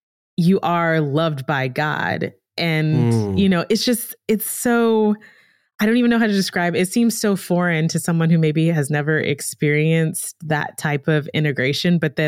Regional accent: Lafayette, Louisiana, United States; where I grew up in Lafayette

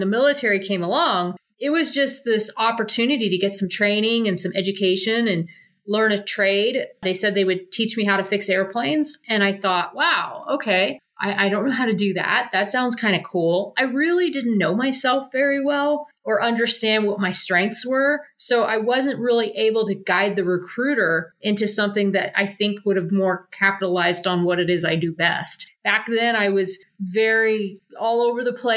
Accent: Columbus, Ohio, United States; moved away; I am originally from Columbus, Ohio, and I moved out of my parents' house my senior year

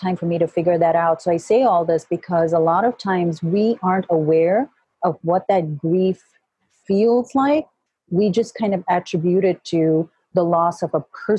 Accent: Kuwait; now in United States; I was born and raised in Kuwait, but my heritage is Indian and British

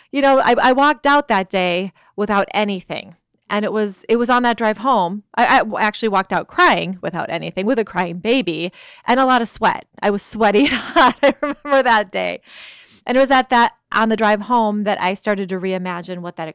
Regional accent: Chicago, Illinois, United States; moved away; also born or lived in California; From, yeah, I'm from Chicago in the Midwest

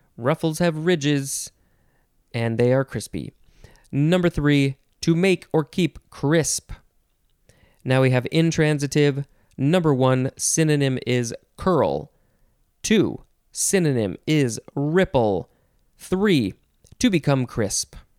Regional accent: United States; as an American

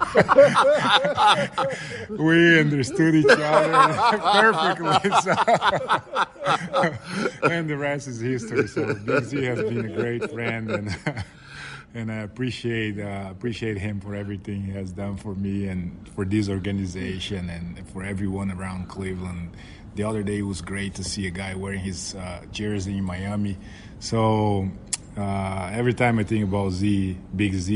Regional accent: Vitória, Espírito Santo, Brazil; moved away; my hometown, Vitória.

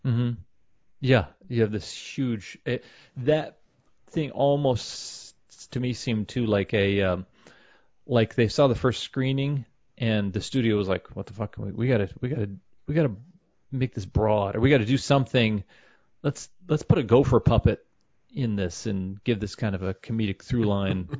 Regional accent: Kansas City, United States; I'm from Kansas City

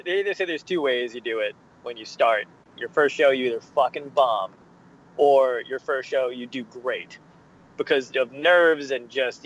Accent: New Jersey, United States; also born or lived in Brooklyn, New York / Arizona; I was raised primarily in New Jersey

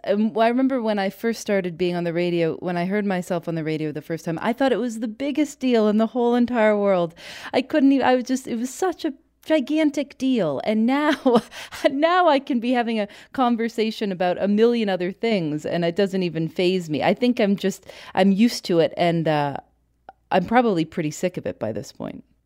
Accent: Chicago, Illinois, United States; now in Durham, United States; I'm from Chicago

